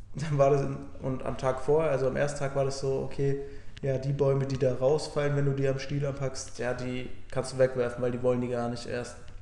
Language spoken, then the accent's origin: German; Germany; now in Bundaberg, Australia; bei uns zu Hause in Deutschland